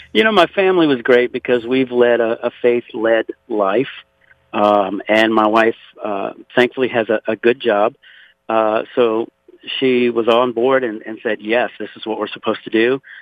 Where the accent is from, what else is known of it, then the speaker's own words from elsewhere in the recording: Pointe à la Hache, Louisiana, United States; now in Conroe, United States; I was born and raised in Louisiana, actually 60 miles south of New Orleans, in a place called Point Hash.